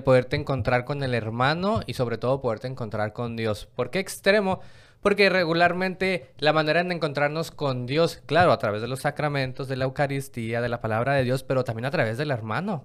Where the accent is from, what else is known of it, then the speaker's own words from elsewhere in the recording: Mexico; donde yo vengo de México